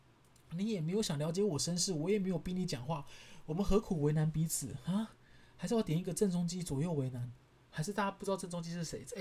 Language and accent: Chinese; Kaohsiung, Taiwan; 我就说，对啊，没错啊，我家是高雄人，我们家买买房子跟买地都付现。